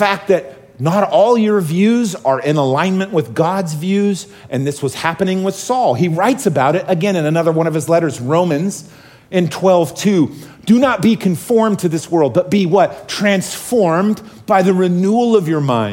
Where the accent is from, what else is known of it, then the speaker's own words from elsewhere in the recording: Oregon, United States; I grew up in Oregon